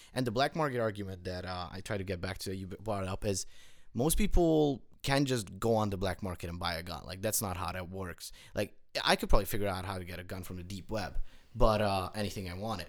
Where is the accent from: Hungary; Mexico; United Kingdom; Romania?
Hungary; now in United States; I grew up in Europe, in Hungary